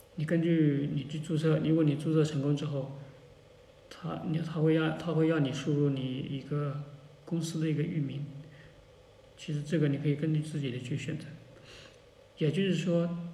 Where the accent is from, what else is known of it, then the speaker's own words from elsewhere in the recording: China; 只不过对于我们中国人用户来讲的话